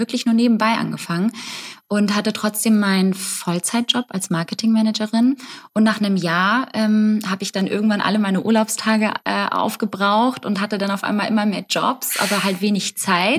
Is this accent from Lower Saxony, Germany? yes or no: no; Hamburg, Germany; Also ich komme auch aus Hamburg.